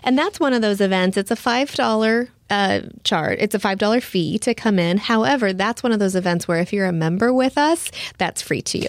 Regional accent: Nebraska, United States; moved away as an adult; also born or lived in Houston, Texas; now in Lake Jackson, United States; I, I grew up in Nebraska, so I am a small town girl.

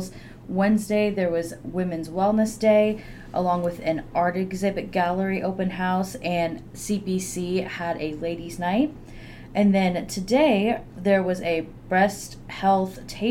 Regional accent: Russellville, Arkansas, United States; I am from Russellville, Arkansas

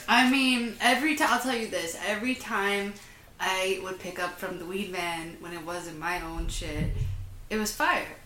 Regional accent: Huntsville, Alabama, United States; a little town called Huntsville, Alabama

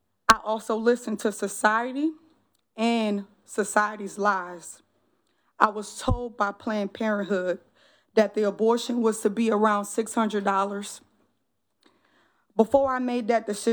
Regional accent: New Orleans, Louisiana, United States; now in Columbia, United States; born and raised in New Orleans, 7th Ward

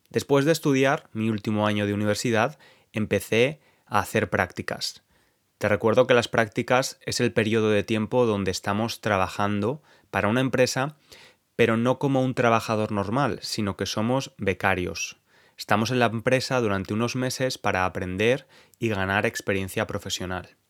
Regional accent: Spain; El caso es que éramos cuatro nativos, incluyendo a mi novio y luego yo, que soy español.

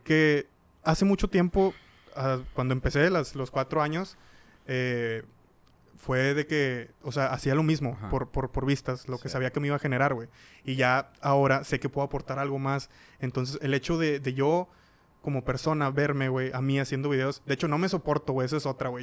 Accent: Cadereyta Jiménez, Nuevo León, Mexico; Nosotros somos de Cadereyta

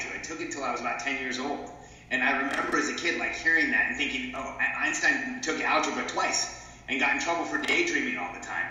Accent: Southern California, United States; moved away as an adult; also born or lived in Mexico City, Mexico / Florida; now in Austin, United States; I was born in Mexico. My family moved to the states when I was about five. I grew up in Southern California

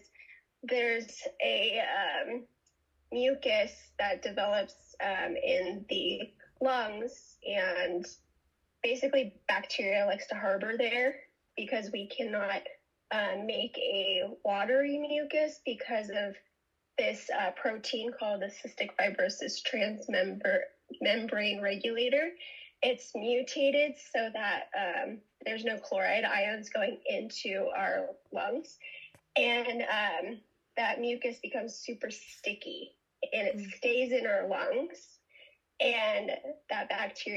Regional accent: San Francisco Bay Area, California, United States; I'm from San Francisco Bay Area

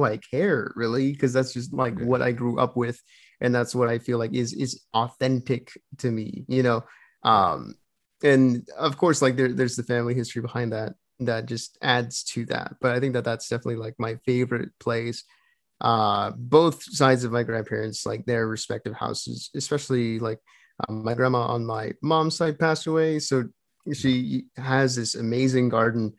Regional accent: Laredo, Texas, United States; growing up in Laredo

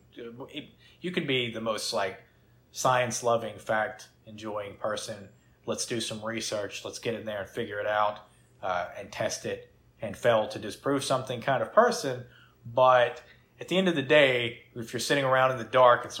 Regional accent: the South, United States; we're from the South.

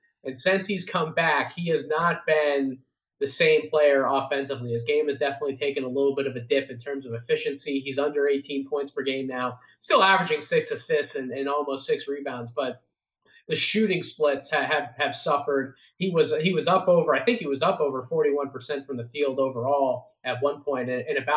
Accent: Philadelphia, Pennsylvania, United States; my hometown, Philadelphia

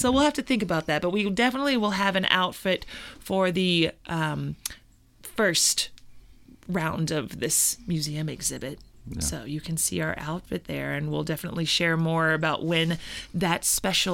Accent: Louisville, Kentucky, United States; that is my hometown. I'm a Louisville, Kentucky gal, born and raised.

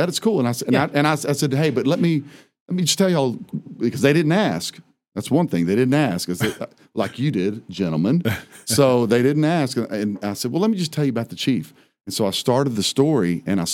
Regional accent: Oklahoma, United States; now in Wise County, Texas, United States; growing up in Oklahoma, I thought we were the only, you know, Oklahoma's like that's where all the natives are

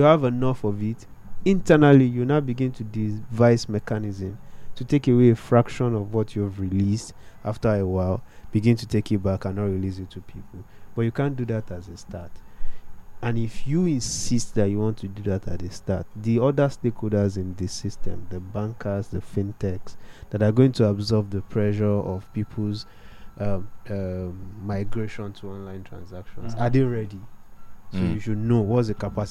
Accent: Ekiti, Nigeria; moved away; My mom had to travel from my hometown in Ekiti to another town

